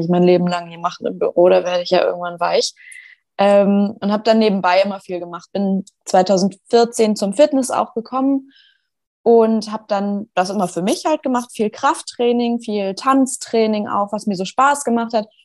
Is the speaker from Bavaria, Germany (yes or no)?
no; Schleswig-Holstein, Germany; Ich bin 26, ich komme aus Schleswig-Holstein.